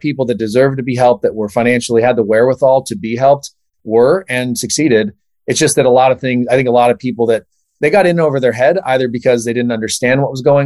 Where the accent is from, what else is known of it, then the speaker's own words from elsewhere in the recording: San Diego, California, United States; also born or lived in San Francisco; I grew up in Southern California, as I mentioned, San Diego specifically